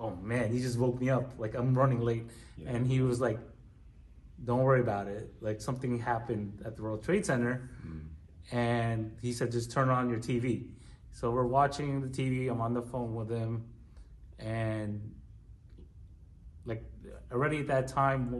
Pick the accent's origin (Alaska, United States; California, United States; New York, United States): New York, United States; New York City; And me growing up in New York since the 80s